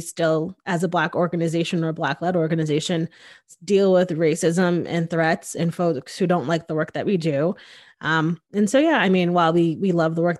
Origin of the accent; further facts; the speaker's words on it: Connecticut, United States; now in Austin, United States; I'm originally from Connecticut.